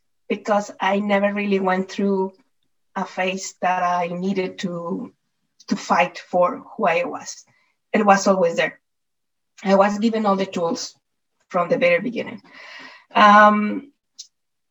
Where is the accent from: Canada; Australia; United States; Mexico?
Mexico; Mexico City; moved away; I was born and I was brought up in Mexico City.